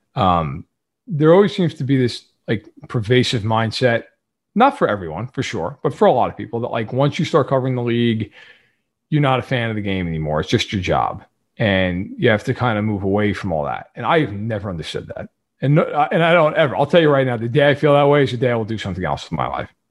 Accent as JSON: {"language": "English", "region": "New York", "country": "United States", "said": "I'm sure can tell by my voice, I am not from Kansas City. I am, I'm from New York"}